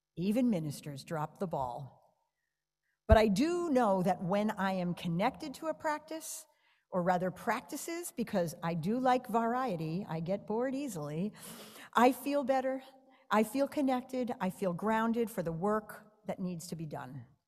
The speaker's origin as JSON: {"language": "English", "region": "New York", "country": "United States", "moved": "yes", "said": "I'm a New Yorker"}